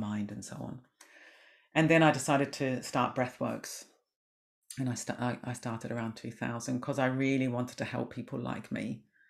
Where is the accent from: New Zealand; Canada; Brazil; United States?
New Zealand; moved away; I was brought up in New Zealand